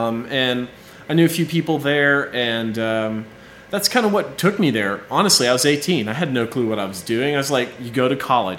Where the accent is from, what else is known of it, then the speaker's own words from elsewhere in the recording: Conyers, Georgia, United States; moved away as an adult; also born or lived in Auburn, Alabama / Florida; now in Starkville, United States; I'm from Conyers, Georgia, and just kind of stumbled on Starkville very luckily.